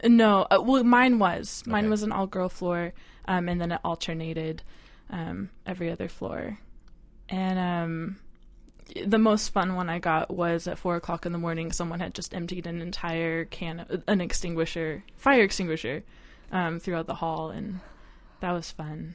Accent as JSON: {"language": "English", "town": "Eureka", "region": "California", "country": "United States", "tie": "born or raised there", "moved": "yes", "lives_now": "Seattle, United States", "said": "I grew up in Northern California, a small town called Eureka."}